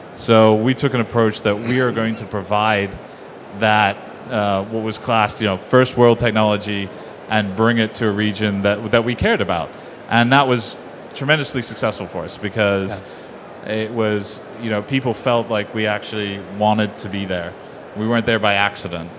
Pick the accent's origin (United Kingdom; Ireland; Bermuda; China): Bermuda; I'm from Bermuda. I'm Bermudian. Uh, I'm born and bred there